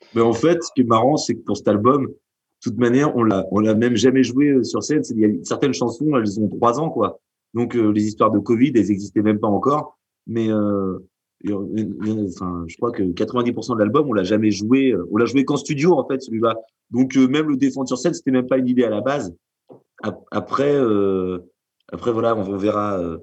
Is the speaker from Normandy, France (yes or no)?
yes; Normandy, France; on est originaire bah, de Normandie et pour certains du Cotentin